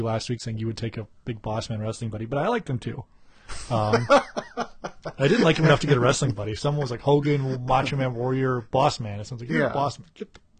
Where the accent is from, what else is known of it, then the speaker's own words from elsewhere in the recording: Columbus, Ohio, United States; now in Chicago, United States; I was from Columbus, Ohio, and we live in Chicago.